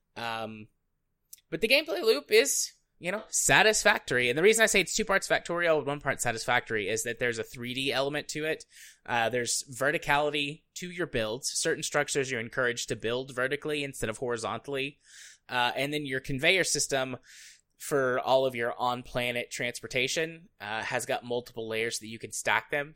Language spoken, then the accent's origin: English; United States; as an American